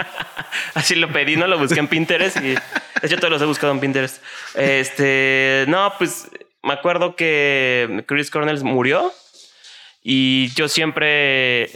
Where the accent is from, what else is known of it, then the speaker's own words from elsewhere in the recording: Mexico City, Mexico; also born or lived in Xalapa, Veracruz; sí soy jarocho porque nací en Jalapa, en Veracruz, pero pues en realidad nunca vivía allá. Entonces más chilango que jarocho